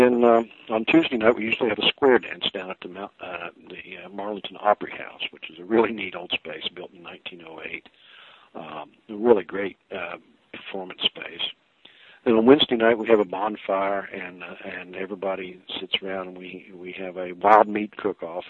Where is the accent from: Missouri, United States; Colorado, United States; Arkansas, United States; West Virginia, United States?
West Virginia, United States; We're right here in West Virginia